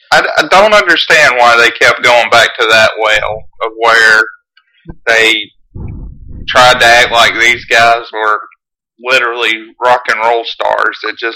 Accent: Georgia, United States; growing up in Georgia

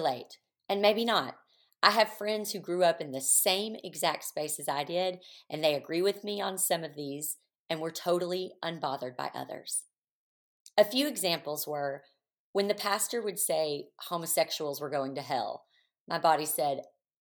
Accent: the Bible Belt, the South, United States; moved away; I'm from the Bible Belt

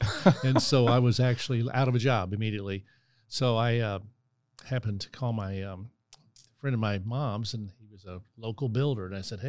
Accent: Gladstone, Missouri, United States; also born or lived in St. Joseph, Missouri; Yeah, I was born in St. Joe, Missouri. And when I was 10, my dad moved to Kansas City to take a job. And so took the family down here and ended up in Gladstone, Missouri. And basically called that home all through high school.

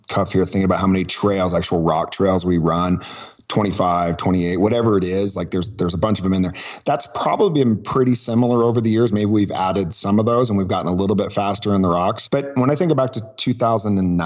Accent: Truckee, California, United States; also born or lived in Oakland, California; moved up here when I was one

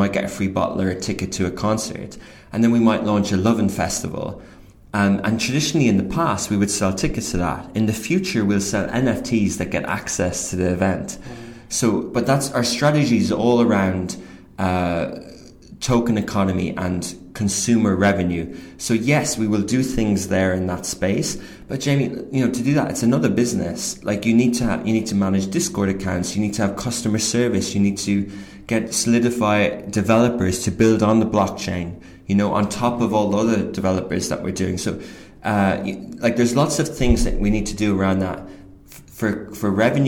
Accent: Ireland; moved away as an adult; also born or lived in Kildare / Dublin / London; now in United Arab Emirates; I grew up in, I'm 38, I grew up in Gaeltacht in Ryanair, and I went to Irish school in Old Parish and then Ring

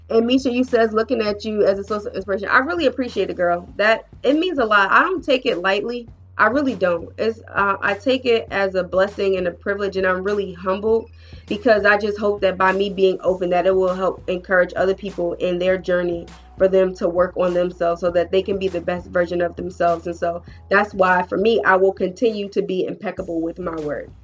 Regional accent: New Jersey, United States; moved away; I'm from Jersey, right? Proud Jersey girl

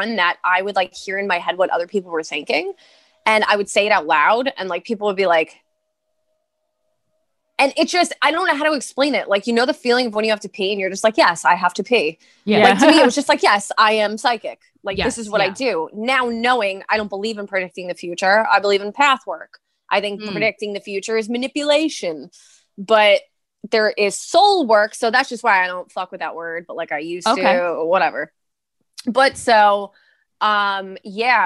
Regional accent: New York City, New York, United States; accent: East Coast; I'm from Brooklyn, Staten Island

